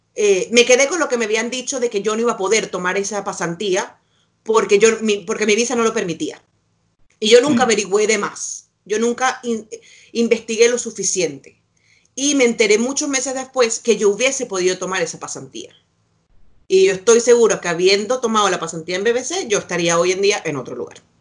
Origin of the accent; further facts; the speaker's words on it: Venezuela; now in Santiago, Chile; uno como venezolano está haciendo afuera